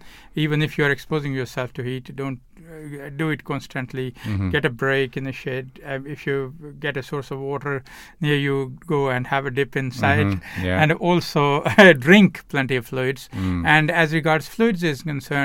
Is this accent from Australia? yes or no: no; Pakistan; moved away; I come from Pakistan